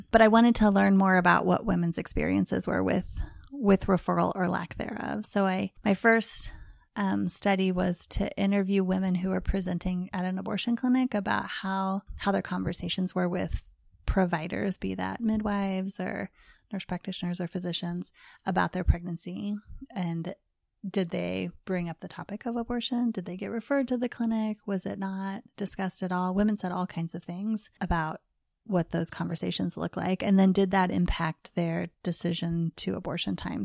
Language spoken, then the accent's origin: English; Missouri, United States; moved away; We are in my home right now in Parkville, Missouri, um, which is not too far where I grew up. I'm a native Missourian